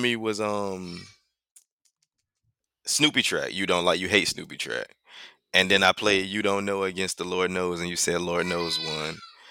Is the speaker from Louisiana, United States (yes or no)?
yes; New Orleans, Louisiana, United States; I'm from New Orleans.